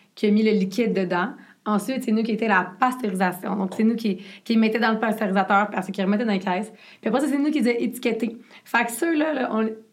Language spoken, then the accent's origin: French; Quebec, Canada; accent: Québécois; il a le même accent que moi.